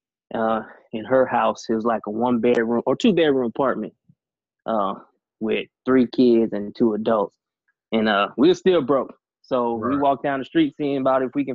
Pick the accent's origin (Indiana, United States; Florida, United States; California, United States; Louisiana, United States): Florida, United States; Pensacola; also born or lived in Portsmouth, Virginia; And then my dad ended up getting orders to Pensacola, Florida. And that's where I ended up spending the rest of my time.